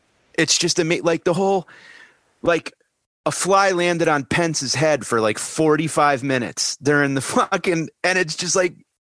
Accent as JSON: {"language": "English", "country": "Canada", "said": "I'm Canadian. I'm measuring in meters."}